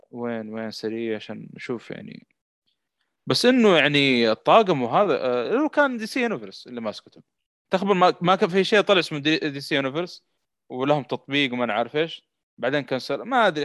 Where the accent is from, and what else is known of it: Saudi Arabia